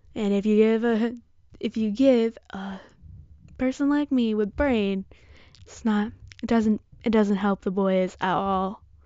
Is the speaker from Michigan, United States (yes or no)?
yes; Michigan, United States; I'm from Michigan